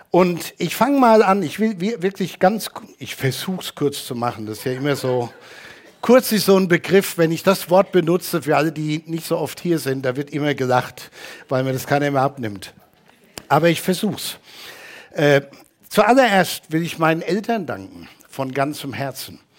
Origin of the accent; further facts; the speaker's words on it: Hanau, Hesse, Germany; In der Hanauer Gemeinde, wo ich groß geworden bin, gab es morgens einen Gottesdienst und abends eine Evangelisationsveranstaltung.